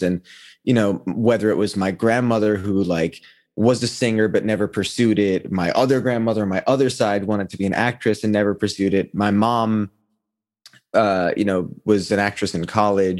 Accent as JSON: {"language": "English", "town": "New York City", "region": "New York", "country": "United States", "tie": "born or raised there", "said": "I was born and raised in New York. I was born in Manhattan"}